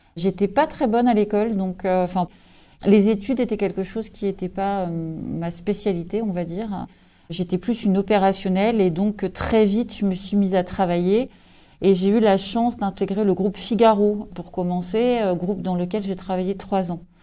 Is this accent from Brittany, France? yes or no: yes; Brest, Brittany, France